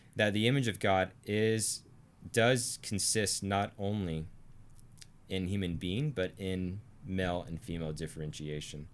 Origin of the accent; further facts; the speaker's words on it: Arkansas, United States; I'm from Arkansas